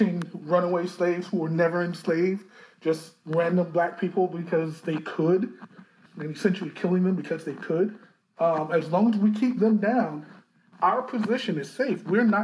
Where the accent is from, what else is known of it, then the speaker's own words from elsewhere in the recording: South Carolina, United States; the city where I grew up here in South Carolina